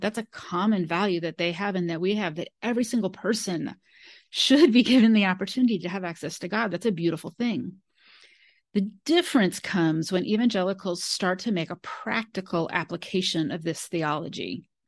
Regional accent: Modesto, California, United States; I grew up in California. Modesto, California is where I grew up

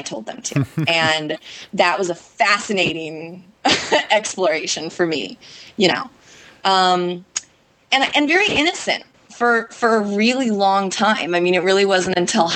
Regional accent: California, United States; moved away as an adult; now in Boston, United States; I'm from California, and I moved to Boston entirely on a whim, almost 9 years ago now

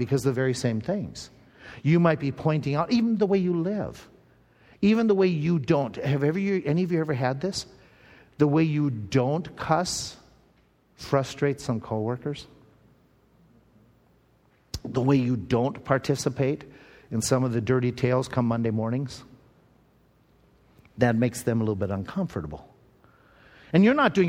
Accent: Owatonna, Minnesota, United States; we were growing up in Owatonna, Minnesota, there was a Bible college right there in town

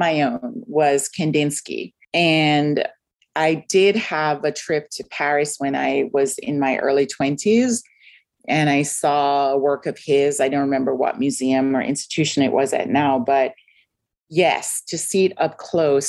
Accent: Kingston, Surrey, Jamaica; moved away; I grew up in Kingston, Jamaica

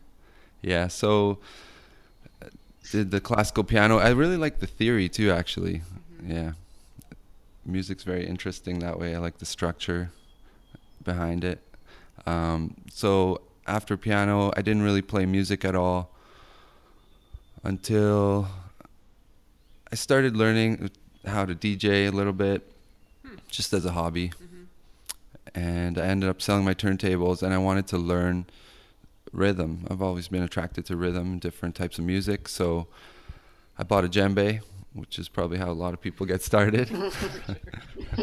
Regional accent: Vancouver, British Columbia, Canada; I grew up in Vancouver

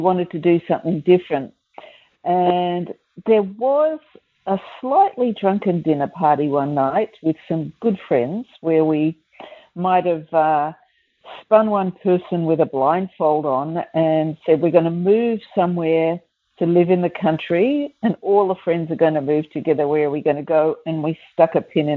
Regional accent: Melbourne, Victoria, Australia; I grew up in Melbourne and my dad was actually in the rag trade.

